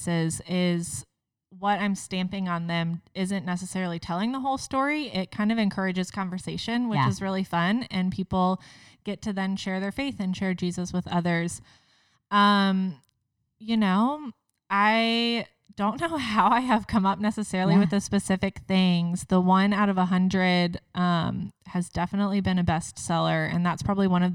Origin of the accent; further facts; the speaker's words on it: Cincinnati, Ohio, United States; I'm from Cincinnati, Ohio here